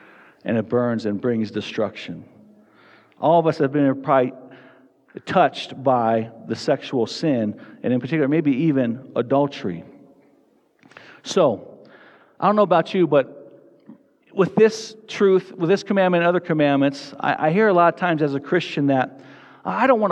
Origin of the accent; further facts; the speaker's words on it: Tucson, Arizona, United States; now in Fort Collins, United States; I grew up in Tucson, Arizona.